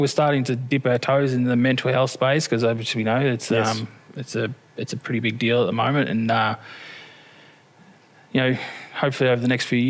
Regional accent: Sale, Victoria, Australia; you know, I wasn't born in Horsham though. I was born in Sale. Mum's from Dimboola.

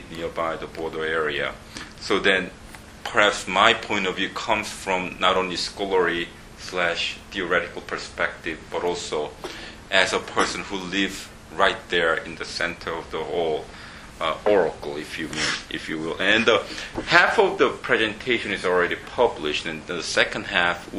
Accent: Bathurst, New South Wales, Australia; also born or lived in Sydney, Australia / Columbus, Ohio; now in South Korea; I have a very special personal relations with Australia because I grew up in Australia. I went to high school in Bathurst, New South Wales

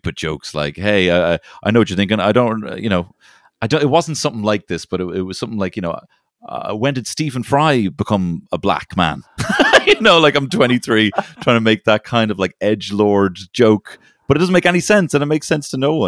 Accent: Ireland; also born or lived in London; I'm from Ireland

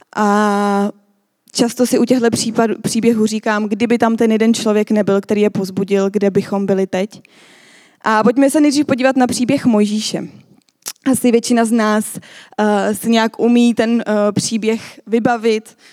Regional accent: Czechia; my jako Češi

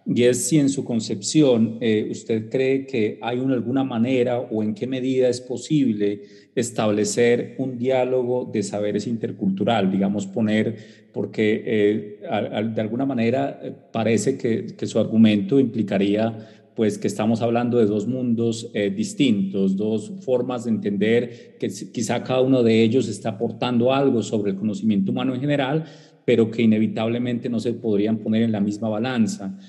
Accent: southwestern Colombia, Colombia; soy indígena Eh, esta es una, población ubicada en el suroccidente de Colombia

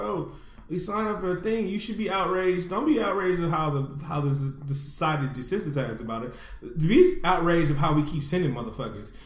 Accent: Oakland, California, United States; I grew up in the not-so-hot part of, not-so-awesome part of Oakland

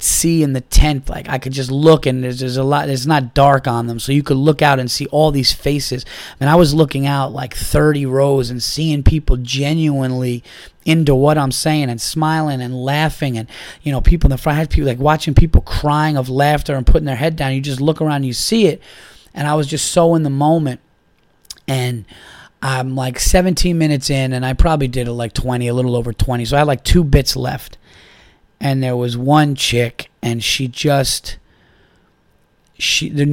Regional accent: New York, United States; I said that I was from New York

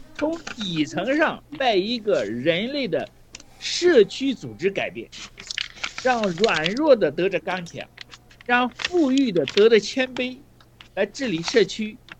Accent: China; 我们中国人到现在都做不到

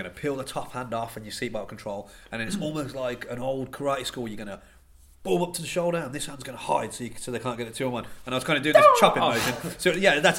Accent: Banbury, South East England, United Kingdom; I am from Banbury

